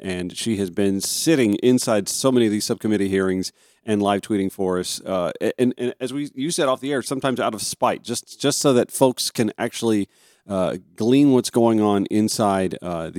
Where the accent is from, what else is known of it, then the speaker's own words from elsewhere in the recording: Augusta, Georgia, United States; also born or lived in the South; I've lived in Georgia most of my life. I grew up just outside Augusta